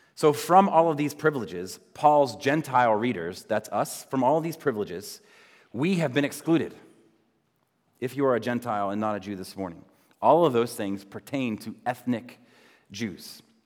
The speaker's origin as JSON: {"language": "English", "country": "United States", "said": "especially as Americans"}